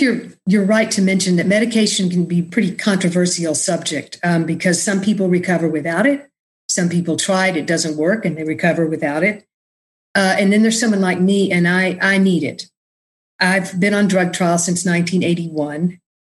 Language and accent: English; Austin, Texas, United States; moved away as an adult; also born or lived in New Orleans, United States / New York, United States; I was born and raised in Austin